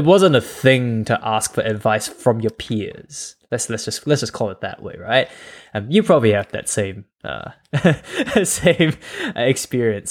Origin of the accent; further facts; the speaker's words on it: Malaysia; moved away as an adult; also born or lived in Adelaide, Australia; I was born in Malaysia, but I moved out of Malaysia, and I was basically a student in Australia, um, Adelaide.